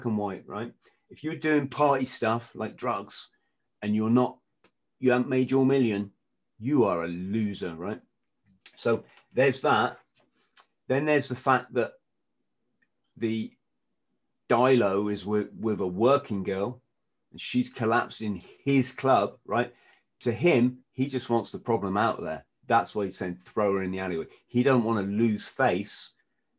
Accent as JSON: {"language": "English", "region": "England", "country": "United Kingdom", "said": "I'm English"}